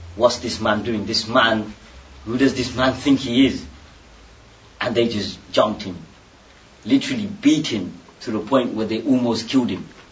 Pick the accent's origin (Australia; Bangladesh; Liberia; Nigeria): Bangladesh; moved away; I'm from Bangladesh